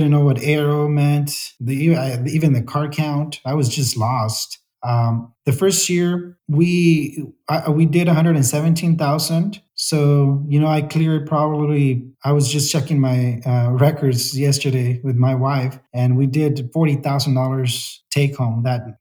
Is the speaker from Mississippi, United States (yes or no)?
no; Salinas, California, United States; I grew up in Salinas. I've been here since they brought us to the U.S.